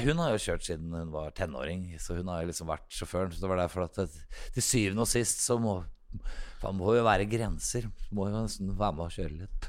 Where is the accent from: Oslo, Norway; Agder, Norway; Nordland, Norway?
Oslo, Norway; jeg vokste opp her i Oslo